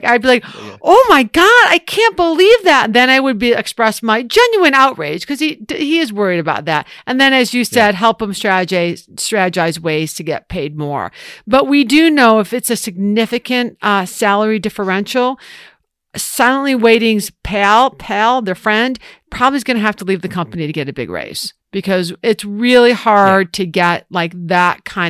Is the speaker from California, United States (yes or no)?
no; Ohio, United States; I'm from Ohio.